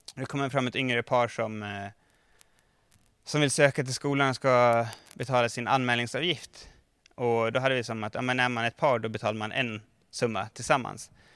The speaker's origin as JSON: {"language": "Swedish", "town": "Mora", "region": "Dalarna County", "country": "Sweden", "tie": "born or raised there", "moved": "yes", "said": "jag kommer ihåg när jag spelade innebandy som ung eh, i Mora, där jag kommer ifrån"}